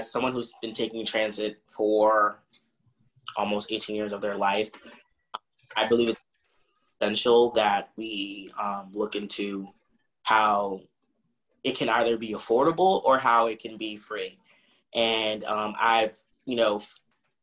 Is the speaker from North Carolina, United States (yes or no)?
no; Boston, Massachusetts, United States; I was born in Roxbury